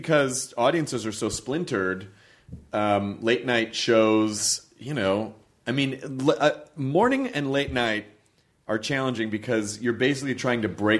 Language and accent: English; United Kingdom; I'm British, but here I am, another white guy in this late night lineup of white dudes.